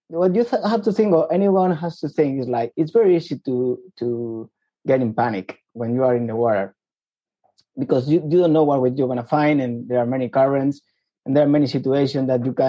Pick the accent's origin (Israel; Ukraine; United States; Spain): Spain; Madrid, Community of Madrid; I was born and raised in Madrid, as you said, the capital of Spain.